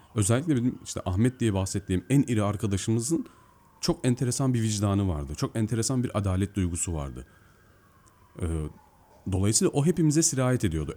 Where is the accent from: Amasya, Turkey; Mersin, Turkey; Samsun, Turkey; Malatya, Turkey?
Mersin, Turkey; also born or lived in Eskişehir; now in Istanbul, Turkey; Ben normalde Mersin'de doğdum büyüdüm.